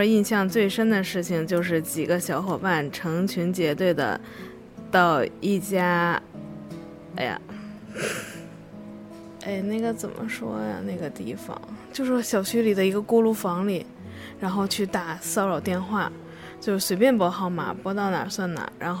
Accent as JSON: {"language": "Chinese", "town": "Tangshan", "region": "Hebei", "country": "China", "said": "二十五岁，河北唐山人"}